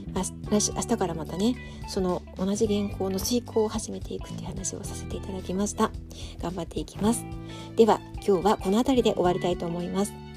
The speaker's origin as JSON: {"language": "Japanese", "region": "Tokyo", "country": "Japan", "tie": "born or raised there", "moved": "yes", "lives_now": "Sapporo, Japan", "said": "私の実家も東京なので"}